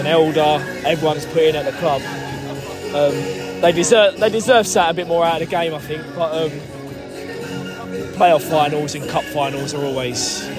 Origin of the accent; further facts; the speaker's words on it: Maidstone, South East England, United Kingdom; it's my hometown club